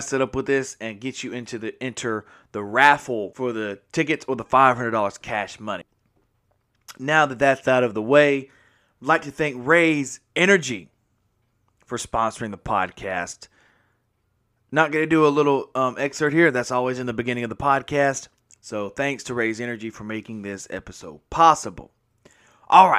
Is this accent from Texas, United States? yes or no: no; Mississippi, United States; I am from Mississippi